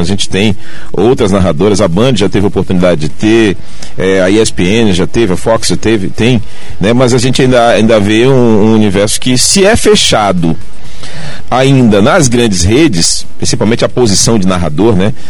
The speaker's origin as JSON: {"language": "Portuguese", "region": "Bahia", "country": "Brazil", "said": "como bom baiano"}